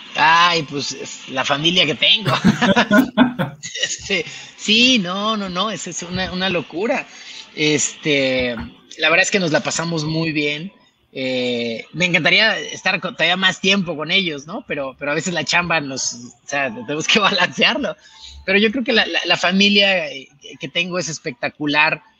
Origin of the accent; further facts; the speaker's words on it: Chiapas, Mexico; moved away; yo soy de Chiapas